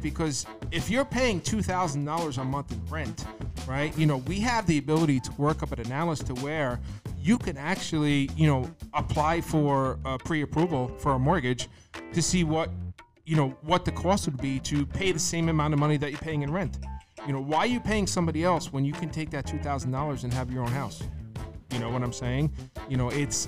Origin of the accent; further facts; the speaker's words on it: Bayonne, New Jersey, United States; I grew up in Bayonne, New Jersey